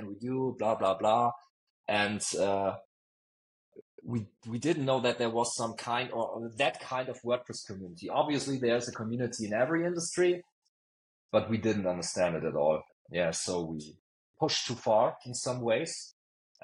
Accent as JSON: {"language": "English", "region": "Bavaria", "country": "Germany", "also_born_or_lived": "Munich", "said": "I'm from Bavaria, and I'm obviously also a proud Bavarian, and I'm proud to live here in Munich"}